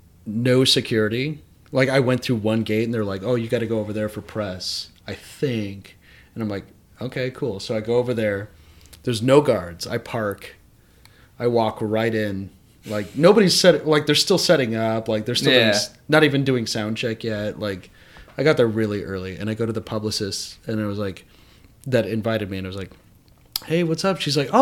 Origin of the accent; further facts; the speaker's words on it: San Bernardino County, California, United States; I'm from San Bernardino County. And I'm from this area